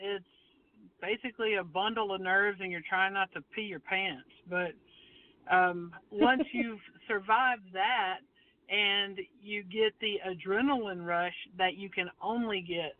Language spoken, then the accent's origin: English; Somerville, Alabama, United States; I'm from a small town in between those two called Somerville, Alabama.